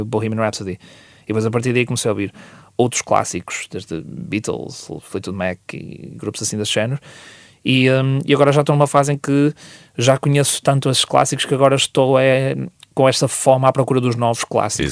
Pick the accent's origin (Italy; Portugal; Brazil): Portugal; Vila Nova de Gaia, Norte; onde eu cresci e, uh, e, ainda moro para essas zonas. Uh, eu, sou, eu sou de Porozinho